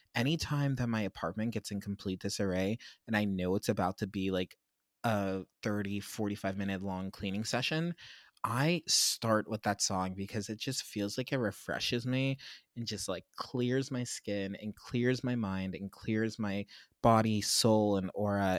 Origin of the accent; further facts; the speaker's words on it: Pittsburgh, Pennsylvania, United States; my hometown of Pittsburgh